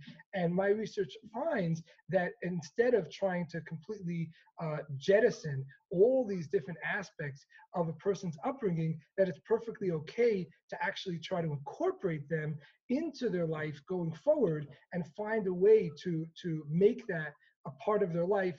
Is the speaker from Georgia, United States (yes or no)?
no; New York City, New York, United States; growing up in Crown Heights in Brooklyn in the 1990s